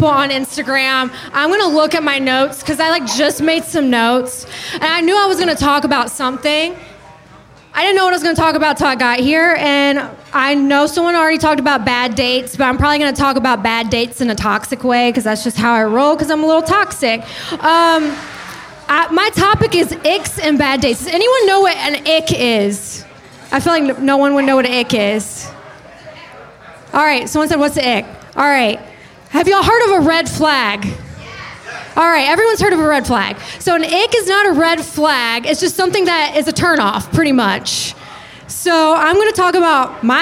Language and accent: English; North Carolina, United States; moved away as an adult; now in Boca Raton, United States; I'm from North Carolina. I grew up on a buffalo farm